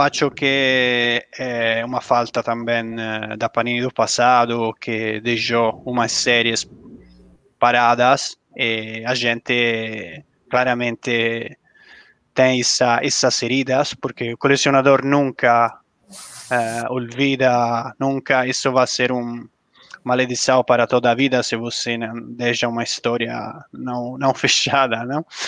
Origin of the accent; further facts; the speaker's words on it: Italy; Portuguese is a second language; now in Brazil; Como, como italiano